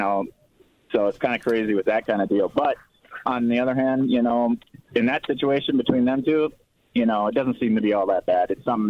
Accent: Minnesota, United States; I grew up in Minnesota

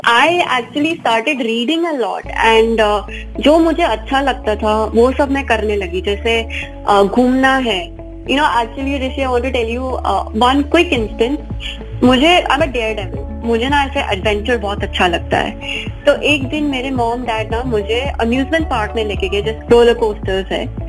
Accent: United States; also born or lived in Mumbai; जन्म ना मुंबई में हुआ था मैं अमेरिका चली गई थी जब भी मैं एक महीने की ही थी तो मेरी पूरी परवरिश वहाँ पे ही हुई है

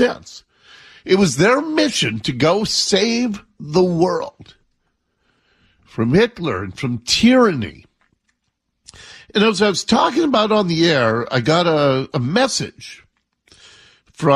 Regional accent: Seattle, Washington, United States; when I was a kid growing up in Ballard

